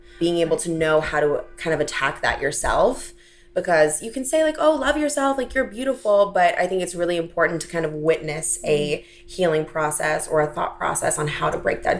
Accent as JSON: {"language": "English", "town": "St. Louis", "region": "Missouri", "country": "United States", "tie": "born or raised there", "said": "St. Louis, Missouri. So it's like all very blonde, tiny Midwest girls where I grew up."}